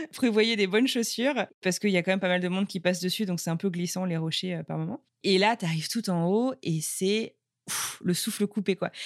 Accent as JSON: {"language": "French", "country": "France", "also_born_or_lived": "Buffalo, United States", "moved": "as an adult", "lives_now": "Cambridge, United States", "said": "je suis française"}